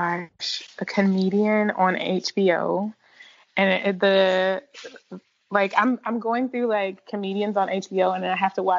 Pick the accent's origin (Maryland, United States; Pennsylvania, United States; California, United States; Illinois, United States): Illinois, United States; Chicago; born or raised there; now in Georgia, United States